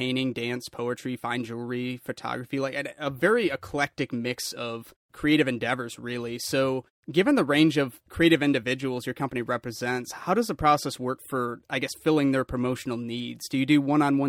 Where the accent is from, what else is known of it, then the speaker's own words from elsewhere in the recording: Lansing, Michigan, United States; Being born and raised in the Lansing area